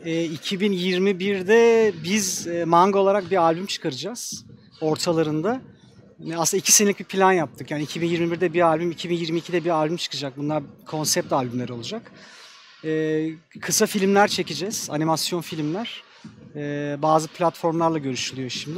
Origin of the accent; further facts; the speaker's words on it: Ankara, Turkey; Bizim Ankara'da çocukluğumuz gerçekten basketbolla geçti.